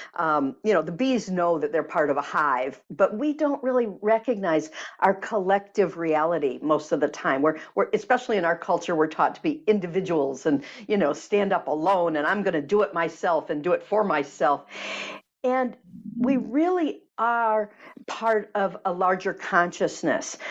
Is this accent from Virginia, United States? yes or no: no; Michigan, United States; I grew up in Michigan